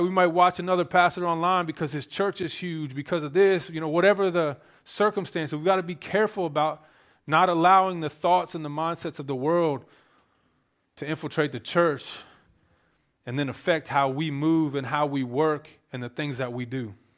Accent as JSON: {"language": "English", "region": "Maryland", "country": "United States", "tie": "born or raised there", "said": "I grew up in Maryland, very liberal state"}